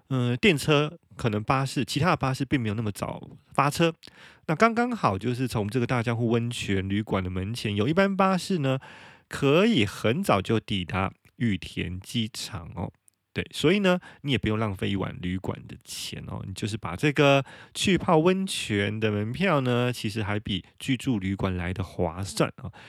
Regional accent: Taiwan; now in Japan; 我们台湾人

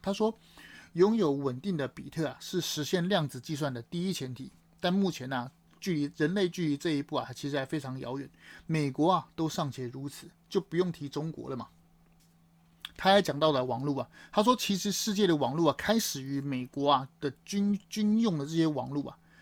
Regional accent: Taiwan; 我们身为台湾人

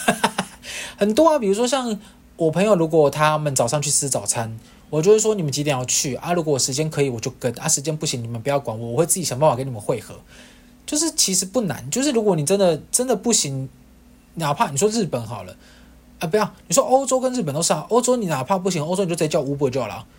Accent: Kaohsiung, Taiwan; moved away; 反正高雄也是我的故乡啊

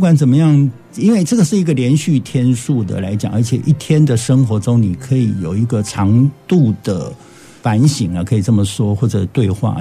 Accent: Taiwan; 我们台湾的教会

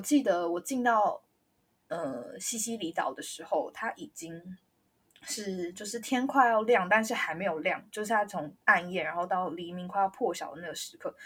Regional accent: Taiwan; 第二我是台湾人

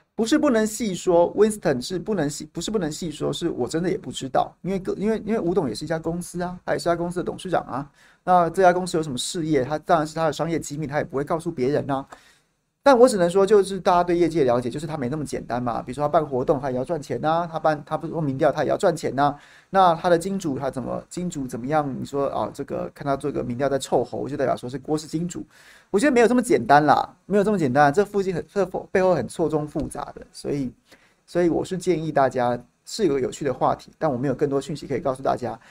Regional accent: Taiwan; 我作为一个台湾人，作为一个纳税人

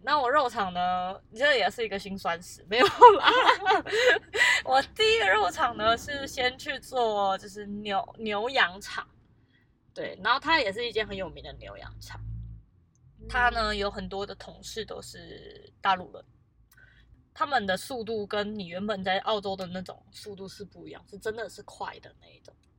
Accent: Taiwan; 我是台湾人

